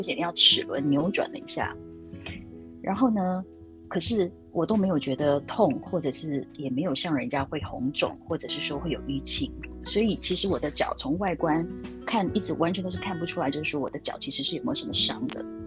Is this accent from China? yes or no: no; Taiwan; first language Chinese; 我还是台湾人嘛